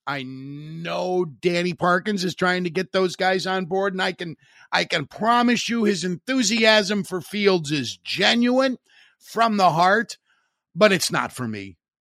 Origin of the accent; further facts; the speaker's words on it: Hammond, Indiana, United States; my hometown radio station, W J O B in Hammond